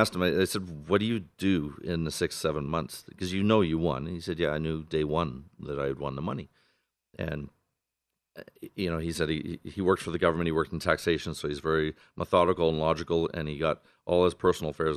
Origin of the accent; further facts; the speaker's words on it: Canada; moved away as an adult; now in Las Vegas, United States; I'm from Canada originally